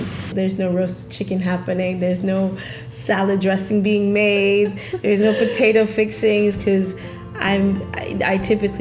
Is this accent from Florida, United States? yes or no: yes; South Florida, United States; also born or lived in Canada; now in Toronto, Canada; even though I'm Canadian by birth, I grew up in South Florida